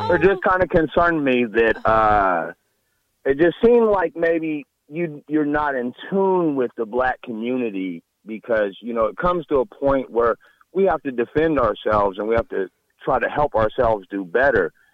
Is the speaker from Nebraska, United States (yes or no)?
yes; Nebraska, United States; I'm from Nebraska.